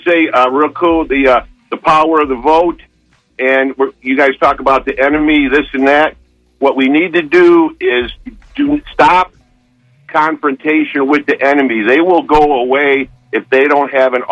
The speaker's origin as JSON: {"language": "English", "town": "Detroit", "region": "Michigan", "country": "United States", "moved": "yes", "said": "I'm from Detroit"}